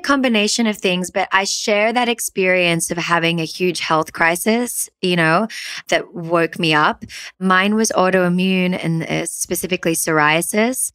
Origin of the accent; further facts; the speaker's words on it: Sydney, New South Wales, Australia; also born or lived in Peru; I grew up in Sydney, Australia, and I had a pretty typical suburban Sydney upbringing